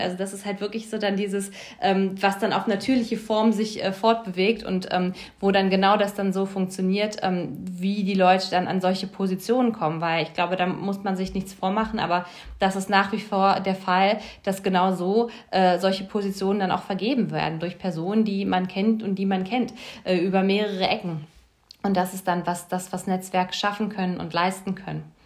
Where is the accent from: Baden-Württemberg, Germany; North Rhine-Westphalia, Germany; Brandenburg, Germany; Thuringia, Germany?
Brandenburg, Germany; Lübben; moved away as an adult; also born or lived in Hamburg; now in Berlin, Germany; am Ende ist es natürlich schon meine Heimat gewesen. Ich meine, da habe ich ja die meiste Zeit meiner, meiner, meiste Zeit meiner Kindheit auch verbracht